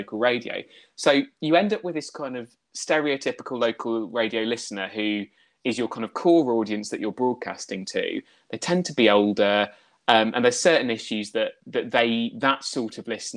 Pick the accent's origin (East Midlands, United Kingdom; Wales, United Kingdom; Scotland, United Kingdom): East Midlands, United Kingdom; Lincolnshire; now in Brighton, United Kingdom; growing up in Lincolnshire